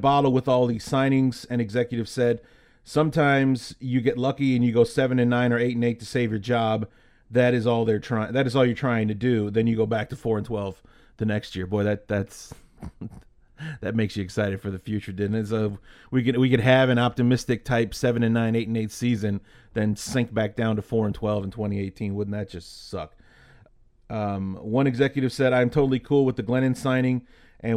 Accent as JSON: {"language": "English", "region": "Midwest", "country": "United States", "tie": "born or raised there", "said": "I grew up in the Midwest. I still live here now."}